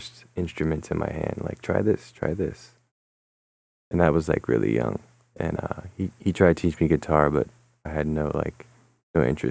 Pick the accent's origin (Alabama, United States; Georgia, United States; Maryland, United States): Maryland, United States; Severn; I grew up in Severn, Maryland, up until I was probably like 10 or 11